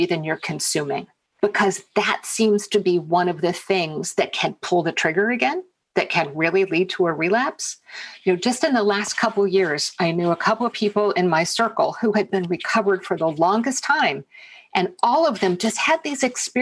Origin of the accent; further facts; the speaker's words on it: United States; I'm American